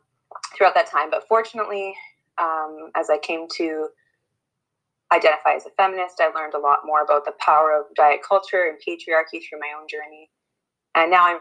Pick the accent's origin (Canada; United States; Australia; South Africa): Canada; I'm a white cisgender woman who was born and raised in Treaty 6 territory, and I work providing family-based therapy to youth and families in Saskatoon